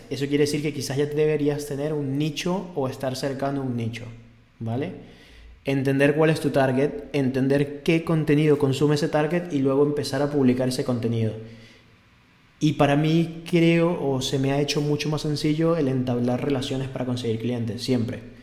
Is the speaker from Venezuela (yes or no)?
yes; Venezuela; moved away; en mi país esto es normal